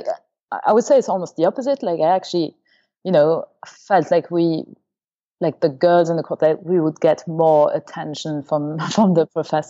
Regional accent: Luxembourg; also born or lived in Paris, France / Germany; So I was born in France, near Paris, and when I was about 2 or 3, we moved to Germany because of my dad's job. So I went to kindergarten in Germany, and after that we moved to Luxembourg

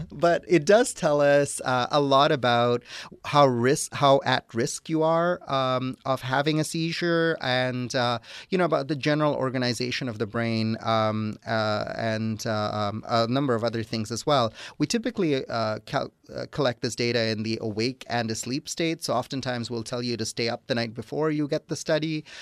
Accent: Toronto, Ontario, Canada; moved away as an adult; also born or lived in Wisconsin / Atlanta, Georgia; now in Dalton, Georgia, United States; I'm originally from Toronto, Canada, but I did my training in Wisconsin

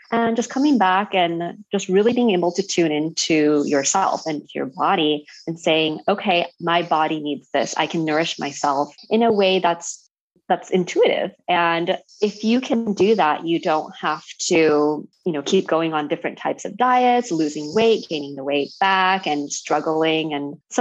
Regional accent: Los Angeles, California, United States; moved away as an adult; now in Japan; I'm from Los Angeles. I grew up in California. I just came to Japan last fall in October

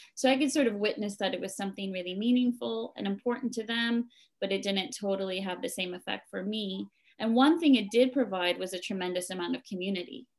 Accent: New Jersey, United States; moved away as an adult; now in Japan; I was born and raised in New Jersey, which is on the east coast of America.

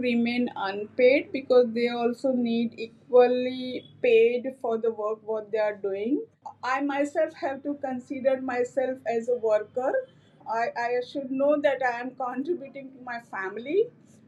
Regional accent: Anand district, Gujarat, India; now in Ahmedabad, India; originally I come from a tobacco agriculture worker family from Anand district of Gujarat state.

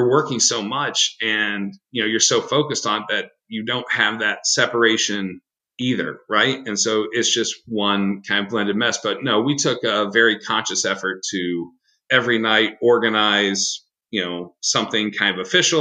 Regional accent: Midwest, United States; I'm a Midwesterner

